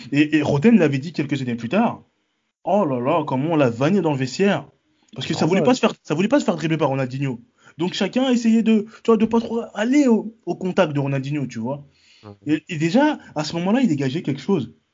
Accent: Paris, Île-de-France, France; je suis parisien depuis mes 8 ans, depuis 98

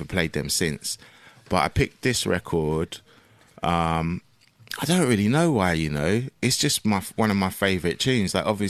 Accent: London, United Kingdom; And I grew up in Battersea.

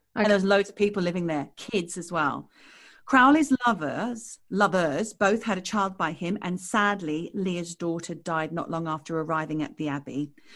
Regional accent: Australia; moved away as an adult; now in London, United Kingdom; we are Australian expats. We now live, I live in London

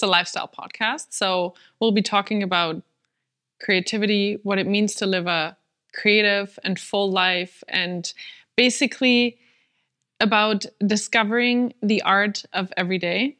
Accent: Germany; first language German; English is a second language; I'm German.

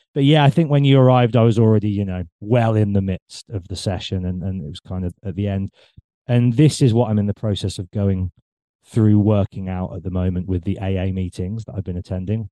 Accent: England, United Kingdom; growing up in England, we're a very cynical nation

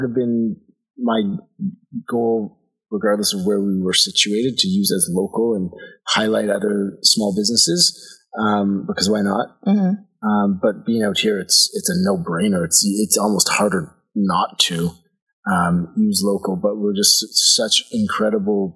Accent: Ottawa, Ontario, Canada; moved away as an adult; also born or lived in Toronto; now in Prince Edward County, Canada; In Ottawa

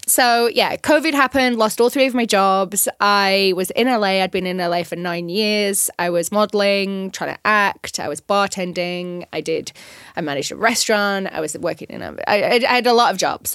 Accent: North West England, United Kingdom; moved away as an adult; also born or lived in London; now in Los Angeles, United States; I was originally from England

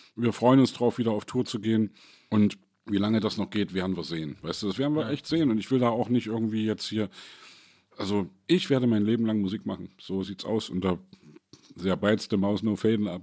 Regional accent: East Germany, Germany; als Ossi

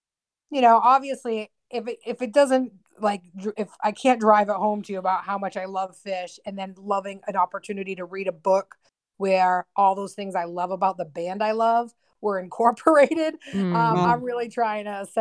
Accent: Massachusetts, United States; My family and I we were moving from one part of Massachusetts to the other.

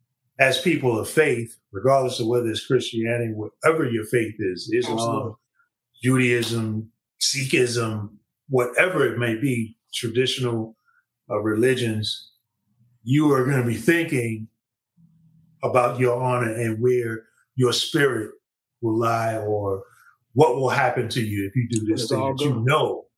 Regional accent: United States; in America and being an American and how, you know, our blood, sweat, and tears is tied to this land

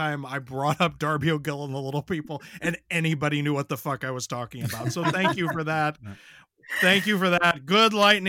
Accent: Ireland; I am an Irish person

